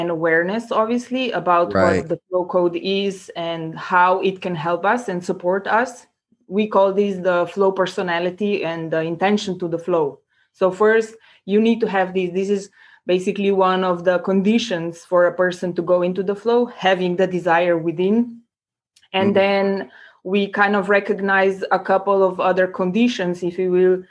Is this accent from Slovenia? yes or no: yes; Slovenia; now in Prague, Czech Republic; I come originally from Slovenia. Currently, I'm located in Prague